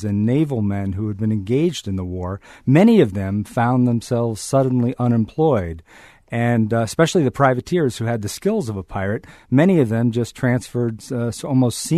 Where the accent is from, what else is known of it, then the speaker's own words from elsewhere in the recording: Marblehead, Massachusetts, United States; my hometown of Marblehead, Massachusetts